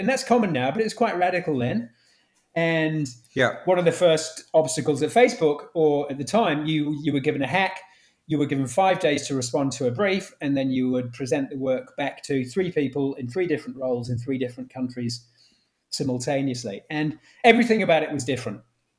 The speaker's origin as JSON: {"language": "English", "town": "Manchester", "region": "North West England", "country": "United Kingdom", "said": "I was from Manchester. I was a Man U fan."}